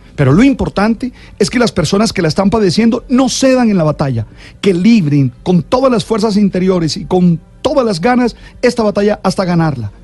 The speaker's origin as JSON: {"language": "Spanish", "country": "Colombia", "said": "nos sentimos orgullosos como colombianos"}